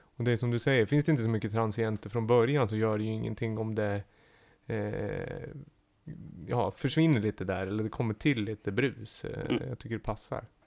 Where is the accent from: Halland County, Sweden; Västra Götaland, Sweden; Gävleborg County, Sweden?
Gävleborg County, Sweden; Gävle; jag är från Gävle